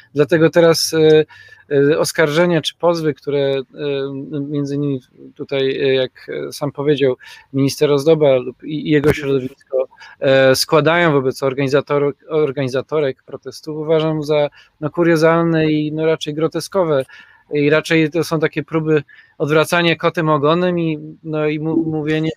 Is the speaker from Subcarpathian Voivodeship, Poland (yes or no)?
no; Poznań, Greater Poland, Poland; u nas w Poznaniu